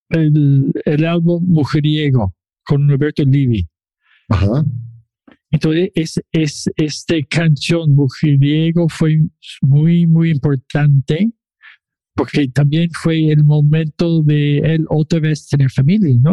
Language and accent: Spanish; Chile; now in Toronto, Canada; Yo soy chileno de Toronto.